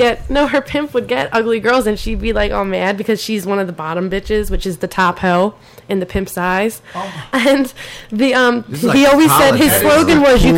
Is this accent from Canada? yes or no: no; East Coast, United States; moved away; I'm from the East Coast.